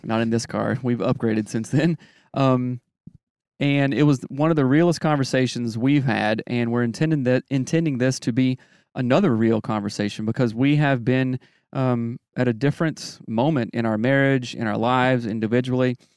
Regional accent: Greer, South Carolina, United States; moved away; I grew up in the South

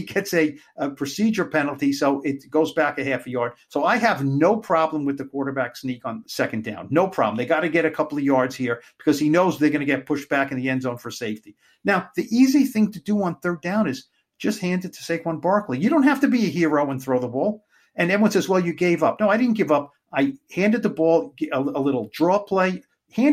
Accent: New York, United States; as a New Yorker

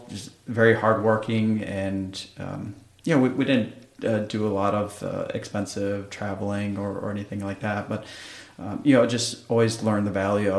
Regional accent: Wisconsin, United States; moved away; I'm from Wisconsin originally

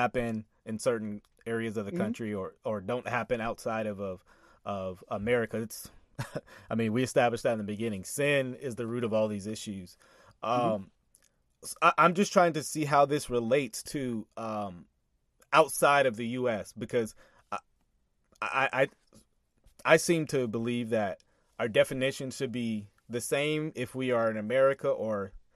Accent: Texas, United States; also born or lived in Louisiana; we moved to Texas. Texas is like where I have all my memories

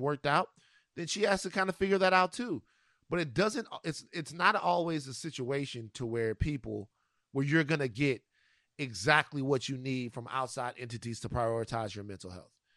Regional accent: Louisiana, United States; the Mardi Gras situation, um, that goes on, go, goes on in my home state

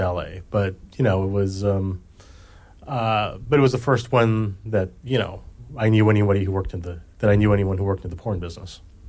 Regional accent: Hawaii, United States; moved away; I'm from Hawaii originally

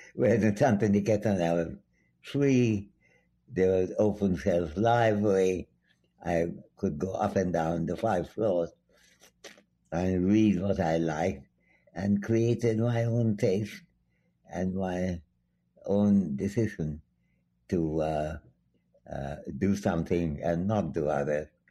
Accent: Dhaka, Dhaka Division, Bangladesh; moved away; also born or lived in Santiniketan, India / Calcutta, India / Cambridge, England; I came from Dhaka minus two months old and went mm-hmm. back to Dhaka plus two months old. And I was born, meanwhile, in my uh, grandfather's home

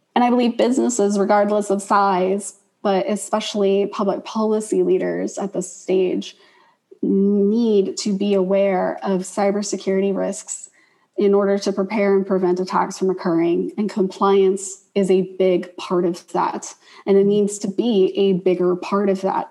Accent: the South, United States; I'm obviously from the South

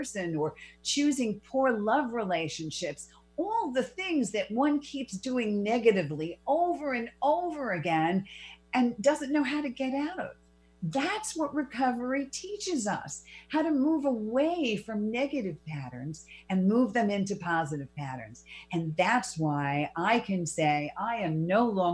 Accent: New York City, New York, United States; I was born and raised in the Bronx. I'm a Bronx girl of over 30 years

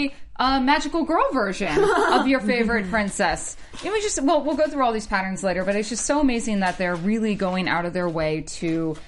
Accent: the South, United States; being raised where I was just, you know, I'm from the South

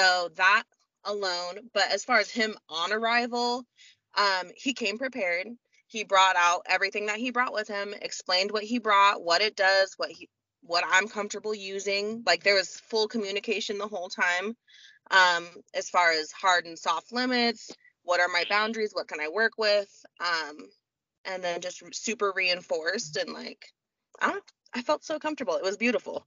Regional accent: Oregon, United States; I'm from Oregon in a smallish town

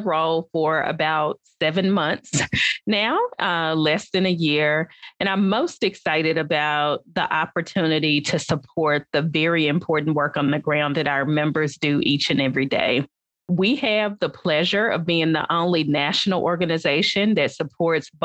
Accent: Atoka, Tennessee, United States; My childhood growing up in West Tennessee, I grew up in a small town

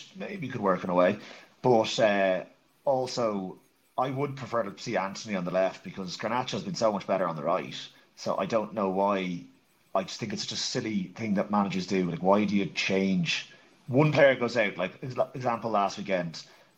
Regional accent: Ireland; being Irish, all of us

